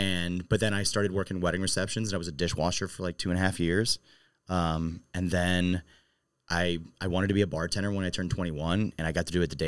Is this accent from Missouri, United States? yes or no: yes; Maryland Heights, Missouri, United States; moved away as an adult; also born or lived in St. Louis; now in St. Charles, United States; So I grew up in Maryland Heights